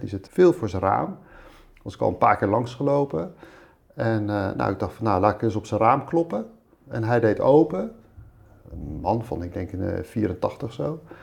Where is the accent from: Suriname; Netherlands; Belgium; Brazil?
Netherlands; Voorburg, South Holland; also born or lived in Rotterdam / Spain / IJburg, Amsterdam; now in Amsterdam, Netherlands; ik ben opgegroeid in Voorburg bij Den Haag